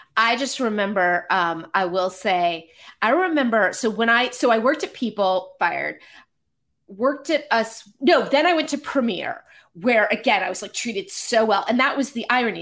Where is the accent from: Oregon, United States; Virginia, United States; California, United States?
California, United States; Marin County; moved away as an adult; also born or lived in Connecticut; I grew up in Marin County.